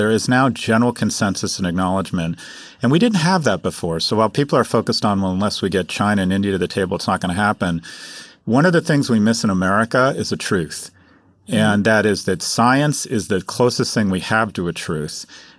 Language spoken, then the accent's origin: English; Glasgow, Scotland, United Kingdom; it's great as a Glaswegian to see Glasgow on the world stage